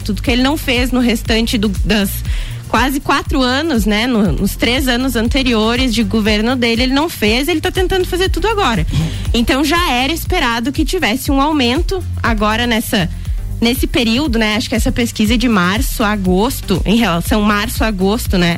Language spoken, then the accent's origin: Portuguese; Rio Grande do Sul, Brazil; sou gaúcha, tchê